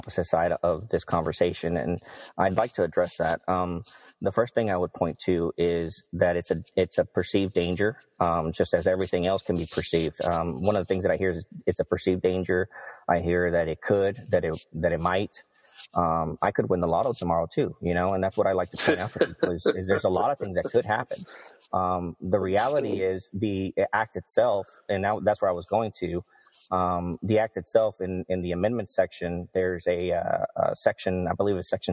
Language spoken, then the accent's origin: English; Texas, United States; I grew up in Texas, and we don't have a real, you know, presence of unions here